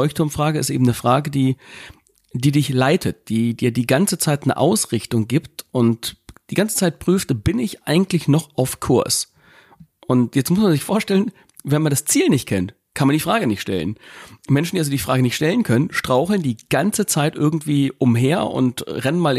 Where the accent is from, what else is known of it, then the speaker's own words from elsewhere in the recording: Gifhorn, Lower Saxony, Germany; wir kommen ja hier aus Gifhorn, einem kleinen Örtchen Winkel in unserem kleinen Löhnskrug hier